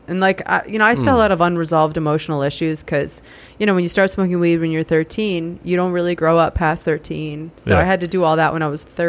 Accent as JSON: {"language": "English", "town": "Sharon", "region": "Massachusetts", "country": "United States", "tie": "born or raised there", "said": "So I grew up in Sharon, Massachusetts."}